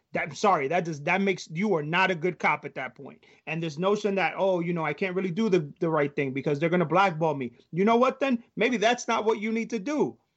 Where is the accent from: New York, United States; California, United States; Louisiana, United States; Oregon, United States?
New York, United States; now in Maryland, United States; i grew up in New York, you know, very much like you guys. And, you know, I live in Maryland now